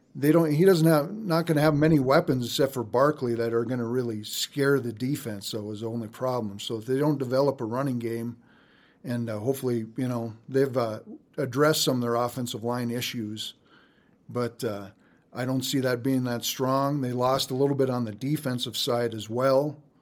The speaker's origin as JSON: {"language": "English", "region": "North Dakota", "country": "United States", "said": "my home state of North Dakota"}